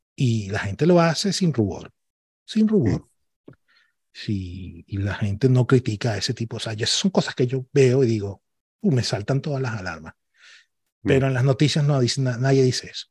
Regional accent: Venezuela; moved away as an adult; now in Barcelona, Spain; yo soy venezolano

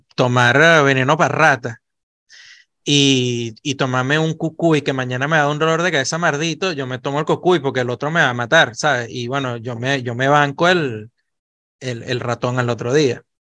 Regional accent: Venezuela; moved away as an adult; yo salí de Venezuela y yo no salí de Venezuela como un inmigrante, yo salí de Venezuela con una oportunidad laboral y me convertí en inmigrante fuera de Venezuela.

